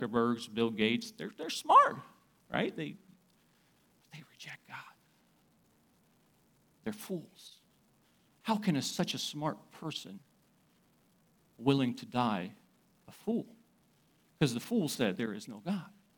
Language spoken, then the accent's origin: English; Uzbekistan; moved away; I come from Uzbekistan